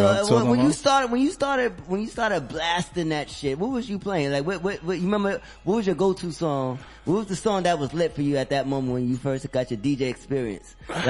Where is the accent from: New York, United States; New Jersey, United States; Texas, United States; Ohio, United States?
New York, United States; New York City; live right across the street from the fucking park where they used to … all the motherfuckers used to be there doing that shit. So I grew up right across the street from the fucking from that energy.